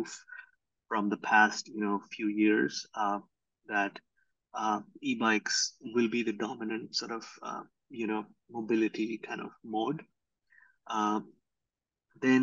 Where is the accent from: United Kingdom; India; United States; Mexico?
India; moved away; I grew up in India